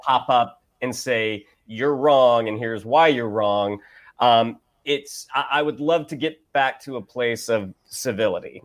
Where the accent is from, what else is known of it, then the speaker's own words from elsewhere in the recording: Orlando, Florida, United States; I grew up in Orlando, which is a bit more red